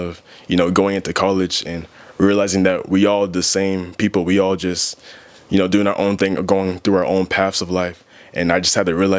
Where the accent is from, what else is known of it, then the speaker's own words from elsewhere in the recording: Marietta, Georgia, United States; I grew up in Marietta, Georgia